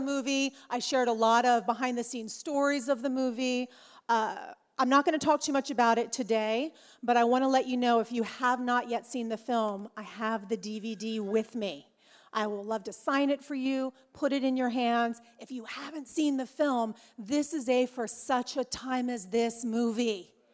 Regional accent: Orange County, California, United States; I'm from Orange County, California. Yes, it's much warmer there, y'all. Yeah, it's a little warmer. Uh, I live there with my husband James

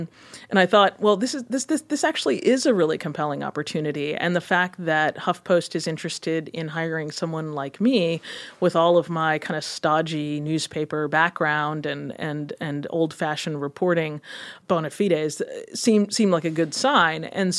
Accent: Kenya; also born or lived in Ghana; You know, I grew up in Kenya and in Ghana in a very kind of information starved environment where we had very, very few sources of news.

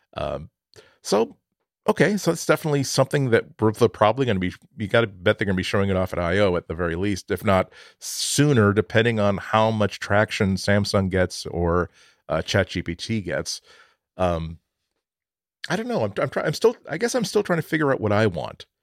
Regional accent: outside of Boston, Massachusetts, United States; I grew up outside of Boston

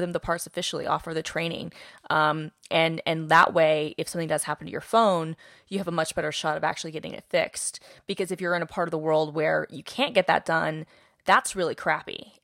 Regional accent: Atlanta, Georgia, United States; I'm from Atlanta

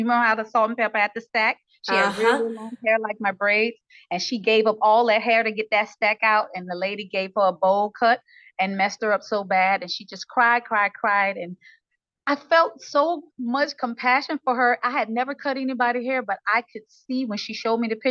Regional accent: Shreveport, Louisiana, United States; now in Atlanta, United States; I'm from Shreveport, Louisiana. I reside in Atlanta

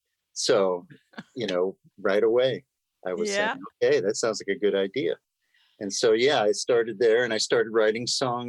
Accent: New York City, New York, United States; moved away as an adult; also born or lived in Washington, D.C. / Southern California; I'm an East Coast boy. I grew up in Forest Hills, Queens.

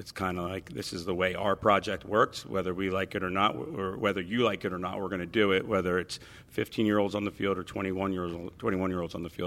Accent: East Windsor, New Jersey, United States; growing up in a place like New Jersey

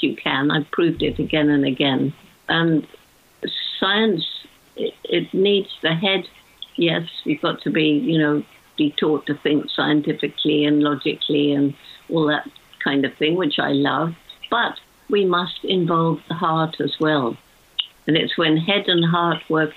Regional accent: United Kingdom

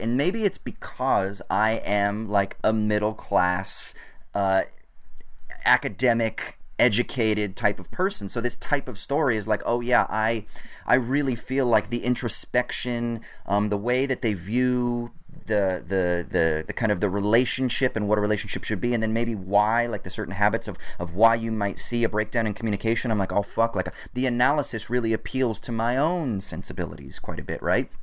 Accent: Orange County, California, United States; growing up in Orange County

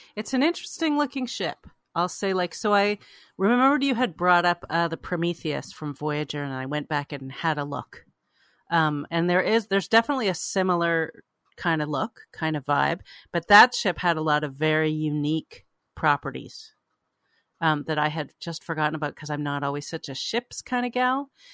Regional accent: Canada; now in United States; I grew up in Canada

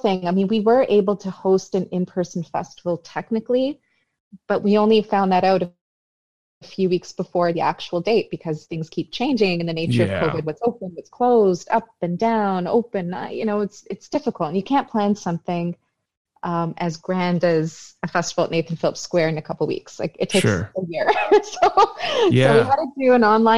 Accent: Vaughan, Ontario, Canada; also born or lived in Toronto; I actually grew up in Vaughan.

